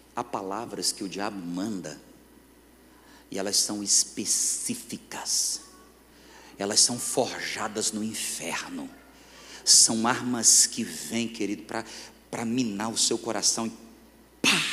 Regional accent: Fortaleza, Northeast Region, Brazil; moved away as an adult; now in Northern Region, Brazil; Eu sou nordestino

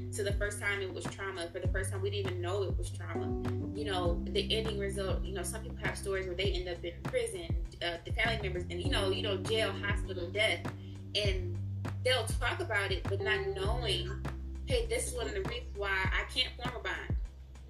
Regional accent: Detroit, Michigan, United States; Detroit, because that's where I'm from.

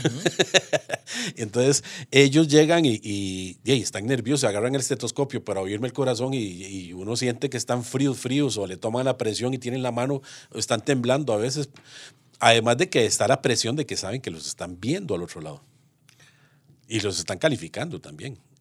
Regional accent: Moravia, San José, Costa Rica; Yo soy moraviano, moraviano de cepa

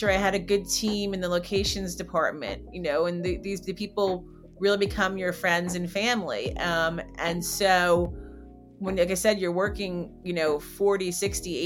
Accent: New Jersey, United States; where I grew up in New Jersey

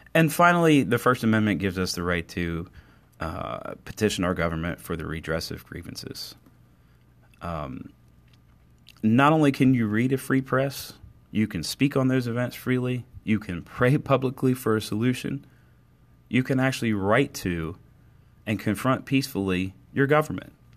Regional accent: Cumberland, Maryland, United States; my hometown of Cumberland, Maryland

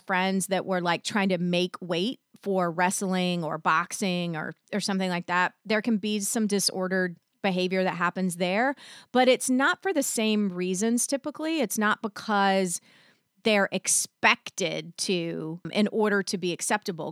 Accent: the South, United States; I was raised in the South

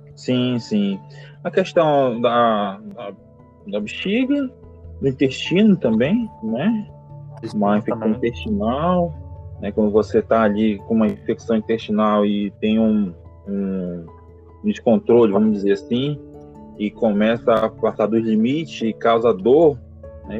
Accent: Manaus, Amazonas, Brazil; moved away as an adult; now in Paraguay; sou natural de Manaus, Amazonas.

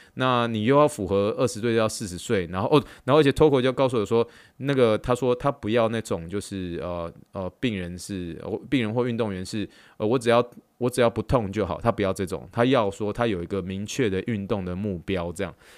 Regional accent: Taiwan; moved away as an adult; now in Texas, United States; 以台湾土生土长，土生土长的一个，呃，就台湾人

